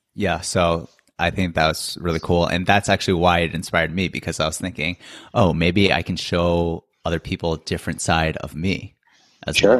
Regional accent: United States; moved away as an adult; now in South Korea; we are Asian American. And so we grew up like in a certain culture

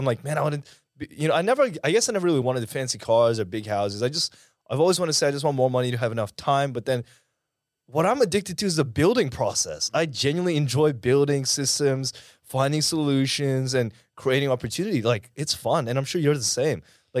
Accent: Dubai, United Arab Emirates; now in Australia; Well, so I grew up in the Middle East. I actually grew up in Dubai. I was there for about 7-8 years.

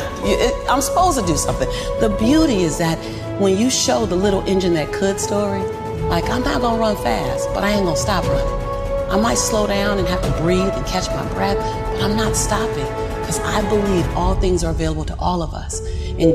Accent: Los Angeles, California, United States; born and raised in South Central

